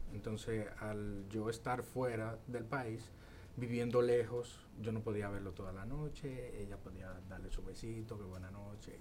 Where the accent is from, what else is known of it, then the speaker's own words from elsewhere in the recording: Bonao, Monseñor Nouel, Dominican Republic; yo soy de Bonao